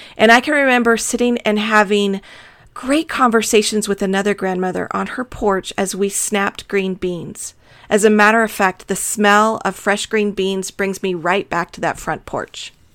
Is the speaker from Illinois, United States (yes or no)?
no; Tucson, Arizona, United States; also born or lived in Texas; I was born in Texas, but I have lived most of my life in the desert southwest of Arizona. I love Tucson